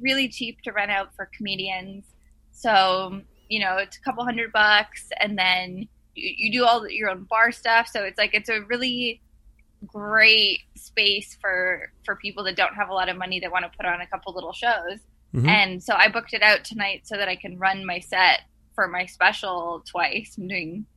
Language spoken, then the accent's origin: English; Ottawa, Ontario, Canada; also born or lived in Montreal; I was born in Montreal and then went to school in Ottawa